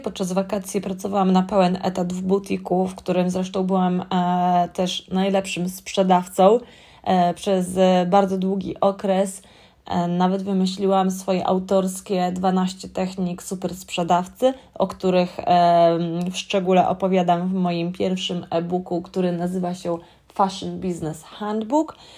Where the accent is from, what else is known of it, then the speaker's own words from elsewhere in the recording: Warsaw, Masovian Voivodeship, Poland; moved away as an adult; now in London, United Kingdom; pochodzę z warszawskiego Gocławia